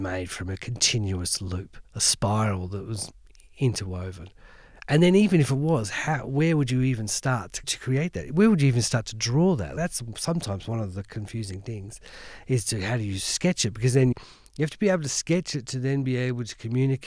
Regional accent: Hobart, Tasmania, Australia; now in London, United Kingdom; I grew up in Hobart in the city

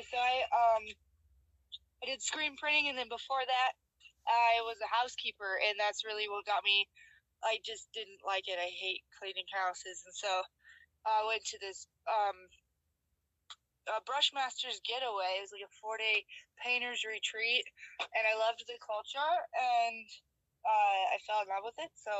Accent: Colorado, United States; now in Utah, United States; I'm from Colorado. I'm living in Utah right now.

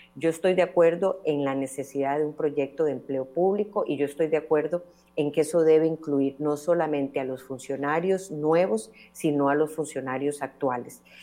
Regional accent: Costa Rica; como costarricenses

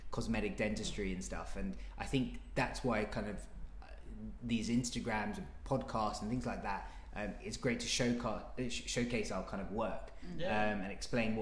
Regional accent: London, United Kingdom; I'm a Londoner

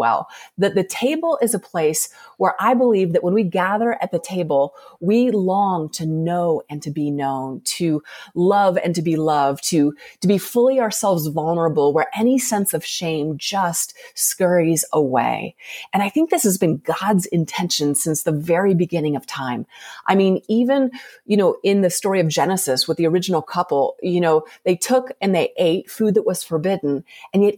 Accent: Colorado, United States; moved away as an adult; now in Salt Lake City, United States; I grew up in Colorado, and we left there about 3.5 years ago to move here

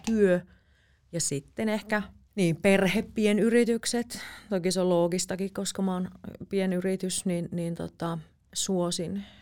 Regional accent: Jyväskylä, Central Finland, Finland; now in Helsinki, Finland; mä oon kasvanut Keski-Suomessa

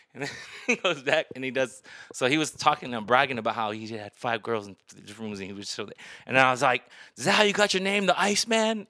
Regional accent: Cerritos, California, United States; now in Las Vegas, United States; I was from Cerritos

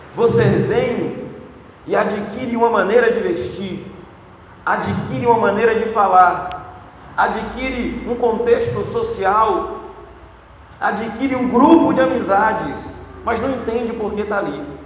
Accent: Bahia, Brazil; moved away; E eu sou baiano de nascimento e apaixonado pelo meu estado

